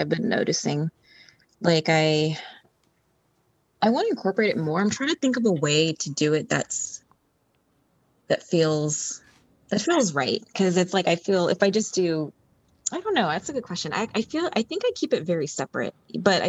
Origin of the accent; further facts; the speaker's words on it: Orange County, California, United States; also born or lived in Los Angeles, California; I grew up in Orange County, but my family's from Vietnam